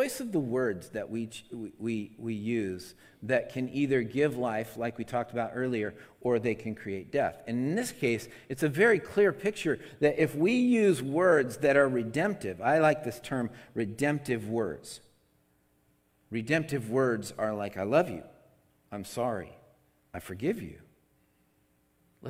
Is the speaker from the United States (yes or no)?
yes; Seattle, Washington, United States; now in California, United States; I come from Seattle, and Seattle, you can drink out of the faucet up there.